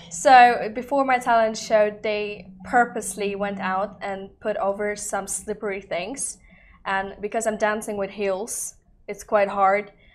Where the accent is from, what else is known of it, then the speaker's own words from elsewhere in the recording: Dubai, United Arab Emirates; I'm Russian and Spanish, born in Dubai. My mom lives here for over 30 years already.